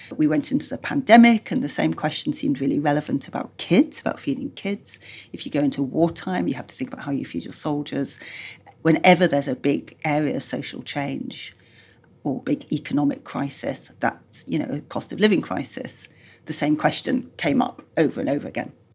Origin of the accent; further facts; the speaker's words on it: Yorkshire and the Humber, United Kingdom; I grew up in Yorkshire